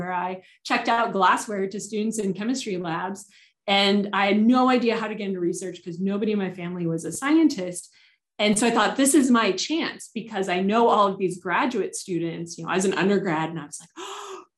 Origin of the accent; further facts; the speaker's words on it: Southern California, United States; I grew up in Southern California